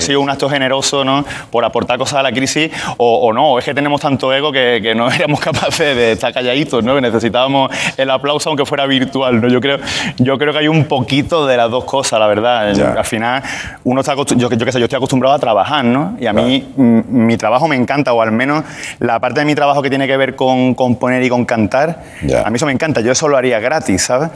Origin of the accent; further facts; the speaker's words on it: Málaga, Andalusia, Spain; Málaga, que es de donde yo vengo.